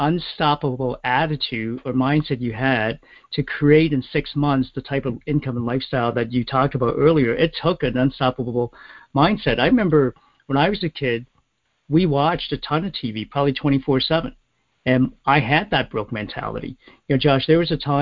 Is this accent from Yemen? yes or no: no; Toronto, Ontario, Canada; my hometown, Toronto.